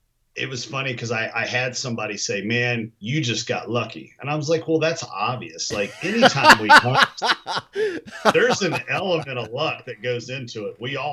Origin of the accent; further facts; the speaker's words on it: Kentucky, United States; moved away; I'm from Kentucky originally